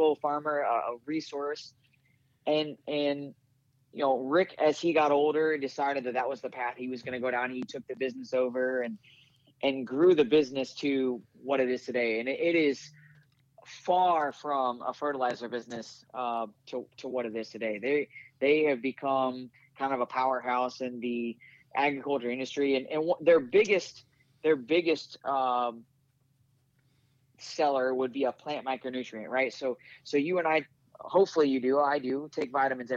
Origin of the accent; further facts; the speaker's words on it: Riverton, Illinois, United States; I grew up in Springfield, Illinois, right? I actually grew up in Riverton, Illinois, but it's just outside of Springfield.